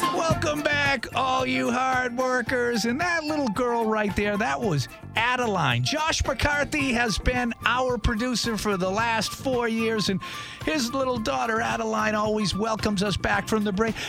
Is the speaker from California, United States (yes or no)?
no; Tewksbury, Massachusetts, United States; I'm from Boston, Massachusetts, Tewksbury.